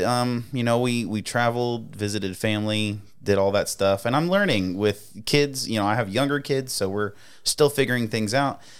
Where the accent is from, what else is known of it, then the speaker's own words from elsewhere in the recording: East Coast, United States; moved away; growing up, I grew up on the East Coast